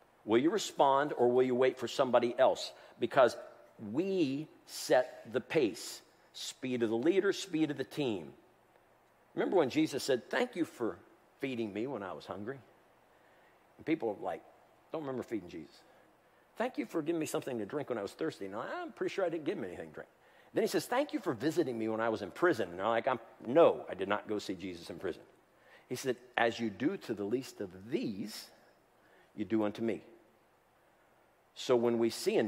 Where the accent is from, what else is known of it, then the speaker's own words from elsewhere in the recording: Columbus, Ohio, United States; When I was growing up in Columbus, Ohio